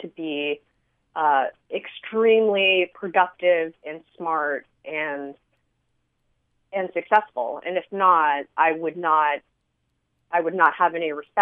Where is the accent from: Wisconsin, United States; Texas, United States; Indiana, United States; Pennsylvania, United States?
Texas, United States; San Antonio; moved away as an adult; now in Las Cruces, United States; I grew up in San Antonio in a Vietnamese enclave